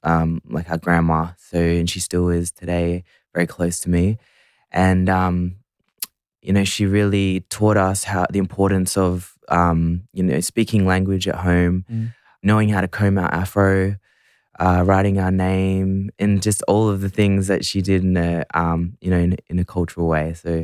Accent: Central Coast, New South Wales, Australia; also born or lived in Suva, Fiji / Melbourne / Sydney; but I was born in Fiji, in Suva. And then we moved to Australia, and then I grew up on the Central Coast for a bit, and then in Melbourne, and then in Sydney.

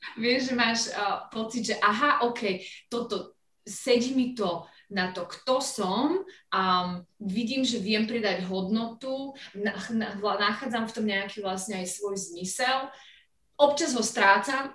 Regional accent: Slovakia; moved away as an adult; also born or lived in London / Venice / Kosovo; now in Pakistan; Slovensko, lebo som Slovenka, som, som sa tu narodila

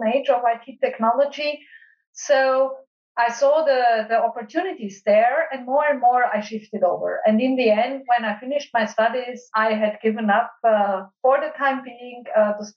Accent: Austria; my home country in Austria

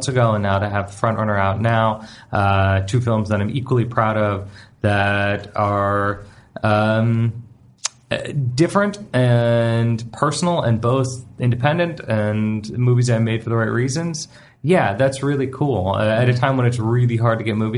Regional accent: Canada; I'm a Canadian

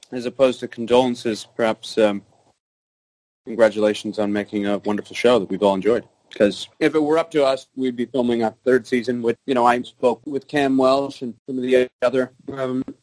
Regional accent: British Columbia, Canada; I grew up in Vancouver Island and uh, fairly big family, and I, I grew up mainly playing competitive sports.

